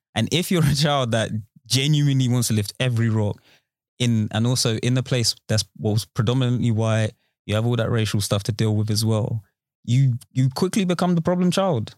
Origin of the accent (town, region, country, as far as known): Romford, London, United Kingdom; born or raised there; also born or lived in Peckham, South London